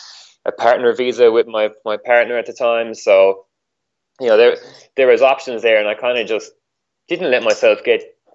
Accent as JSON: {"language": "English", "country": "Ireland", "moved": "yes", "lives_now": "Australia", "said": "so obviously I'm living in Australia. I came here from Ireland."}